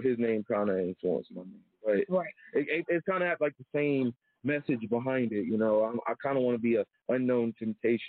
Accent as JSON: {"language": "English", "town": "Charlotte", "region": "North Carolina", "country": "United States", "tie": "born or raised there", "said": "I grew up in Charlotte"}